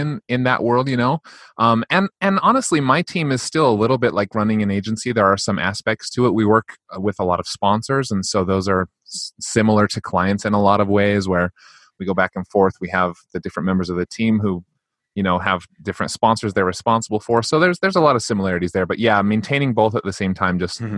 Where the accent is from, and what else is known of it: United States